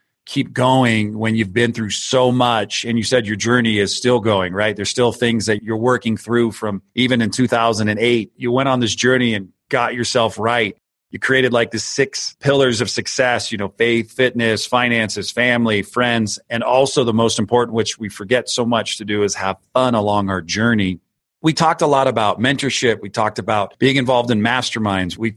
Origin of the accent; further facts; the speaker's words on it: Santa Cruz, California, United States; my hometown, Santa Cruz, California